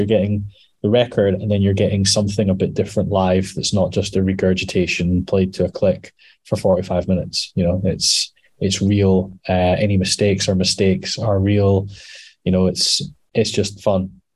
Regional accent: Scotland, United Kingdom; we're mostly Scottish, mostly

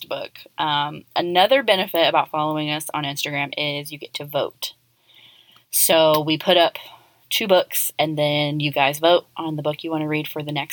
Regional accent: Texas, United States; also born or lived in Colorado; I'm from the South. And they're like, yeah, I'm like, Texas.

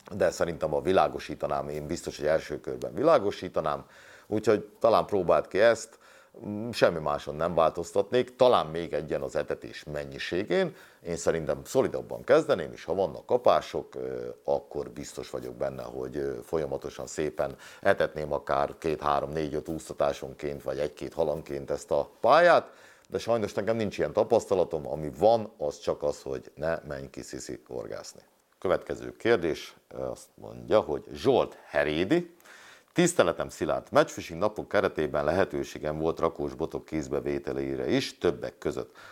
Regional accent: Hungary; én itt nőttem fel

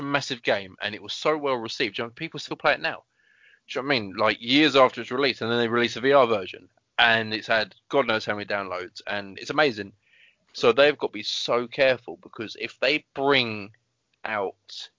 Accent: United Kingdom; I'm British.

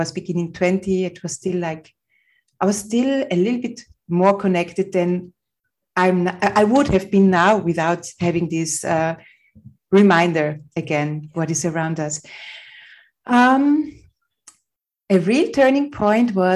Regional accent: Vienna, Austria; I was born in Vienna, Austria, on a beautiful summer morning in 1972.

